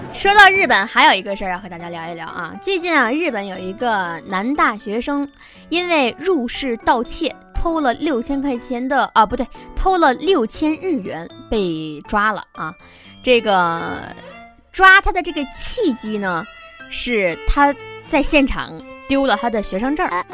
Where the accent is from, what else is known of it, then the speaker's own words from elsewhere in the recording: China; 我中国人